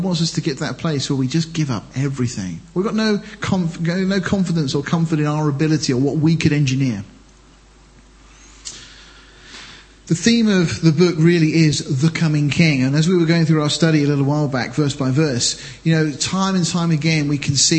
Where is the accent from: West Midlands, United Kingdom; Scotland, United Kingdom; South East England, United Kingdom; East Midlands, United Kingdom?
South East England, United Kingdom; Deal; I was born in Deal, I came from Deal